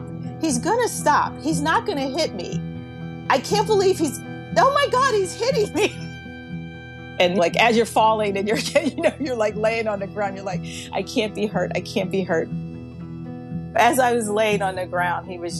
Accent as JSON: {"language": "English", "town": "Baltimore", "region": "Maryland", "country": "United States", "tie": "born or raised there", "said": "I live here in Baltimore, Maryland, and I was born and raised here in Baltimore."}